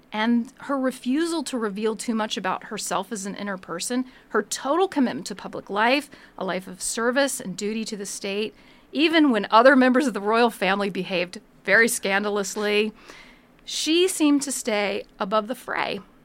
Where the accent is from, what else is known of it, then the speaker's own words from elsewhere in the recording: United States; as an American